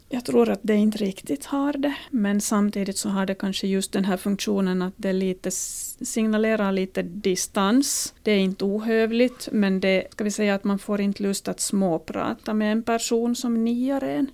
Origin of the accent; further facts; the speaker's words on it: Finland; accent: Finland Swedish; first language Swedish; now in Sweden; jag som finlandssvensk